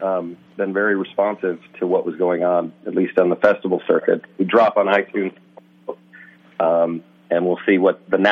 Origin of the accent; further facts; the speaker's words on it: Nashville, Tennessee, United States; moved away; I grew up in Nashville, Tennessee